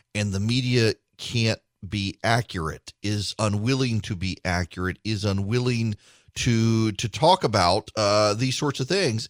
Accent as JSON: {"language": "English", "region": "South Louisiana", "country": "United States", "tie": "born or raised there", "moved": "yes", "lives_now": "Macon, United States", "said": "I grew up in South Louisiana"}